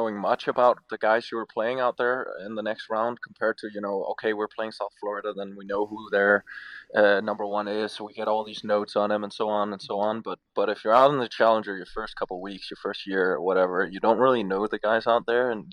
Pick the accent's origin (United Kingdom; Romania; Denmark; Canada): Denmark; moved away; I'm from Scandinavia, where it doesn't really get close to any of those temperatures